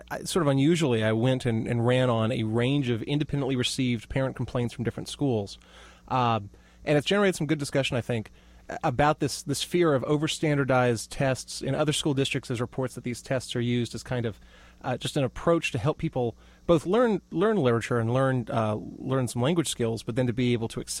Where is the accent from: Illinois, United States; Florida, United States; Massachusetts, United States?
Florida, United States; You know, I grew up in Florida